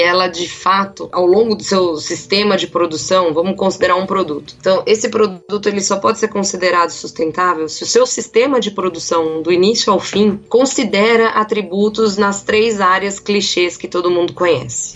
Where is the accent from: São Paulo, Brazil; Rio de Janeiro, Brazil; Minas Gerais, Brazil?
São Paulo, Brazil; also born or lived in Campinas / Botucatu; fui criada em São Paulo, na vida toda aqui